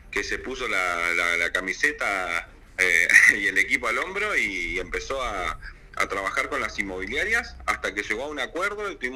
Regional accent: Gobernador Gregores, Santa Cruz, Argentina; also born or lived in Córdoba; soy nacido en Gobernador Gregores

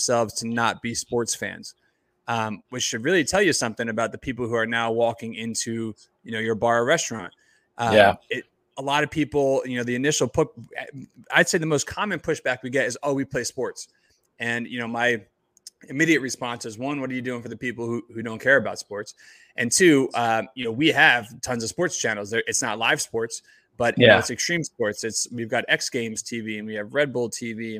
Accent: New Jersey, United States; I grew up in Jersey, not too far from you guys

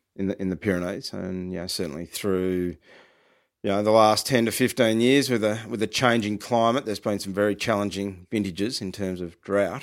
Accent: Ballarat, Victoria, Australia; I grew up around Ballarat

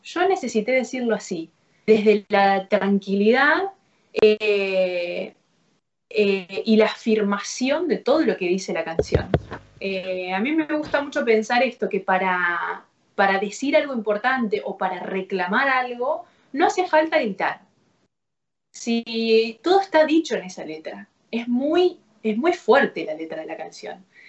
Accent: Rafaela, Santa Fe, Argentina; moved away as an adult; also born or lived in Córdoba, Argentina / Rosario, Argentina; now in Buenos Aires, Argentina; viviendo en, en, mi ciudad natal, en Rafaela, a los 14 años empecé a tomar clases

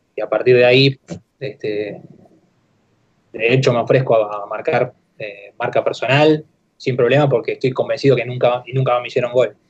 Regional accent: Argentina; moved away as an adult; also born or lived in Japan / United Arab Emirates; en Argentina acá

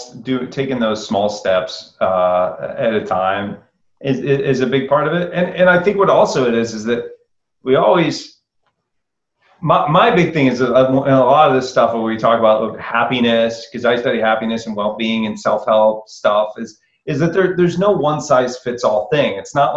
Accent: Iowa, United States; I'm from Iowa.

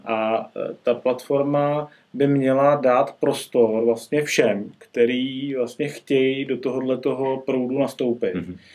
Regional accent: Czechia; u nás v Čechách

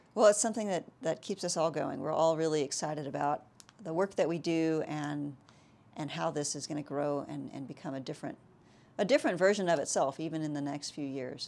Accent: South Texas, United States; moved away; I'm actually from South Texas

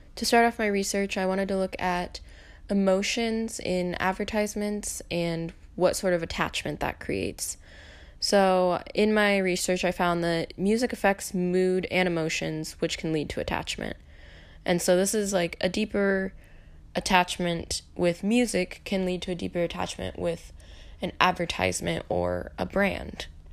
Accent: Eatonville, Washington, United States; My hometown is Eatonville, Washington, which is a really small town at the base of Mount Rainier.

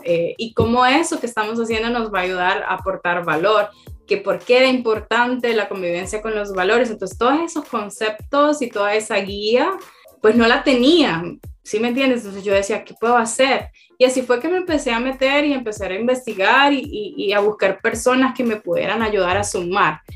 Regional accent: Tegucigalpa, Francisco Morazán, Honduras; now in El Salvador; yo nací en Tegucigalpa, Honduras, vivo en El Salvador

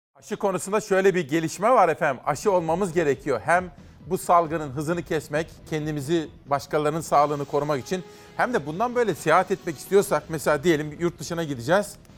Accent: Kütahya, Turkey; moved away; Memleketim Kütahya'dan

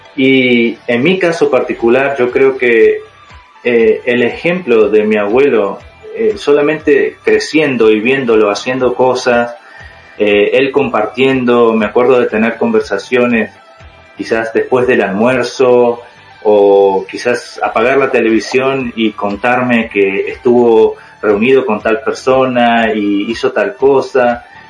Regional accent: Uruguay; moved away as an adult; also born or lived in Utah, United States; now in United States; soy de Uruguay, ah, tengo 33 años, estoy estudiando aquí en Estados Unidos

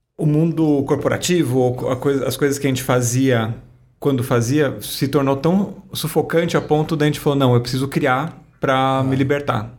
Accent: Guarulhos, São Paulo, Brazil; Eu nasci em Guarulhos

